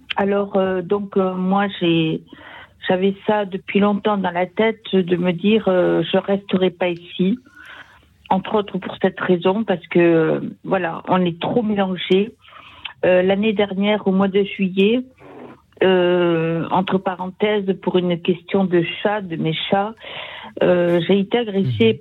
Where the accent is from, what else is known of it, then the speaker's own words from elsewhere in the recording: Sarthe, Pays de la Loire, France; now in Toulouse, France; je retourne dans mon village natal, dans la Sarthe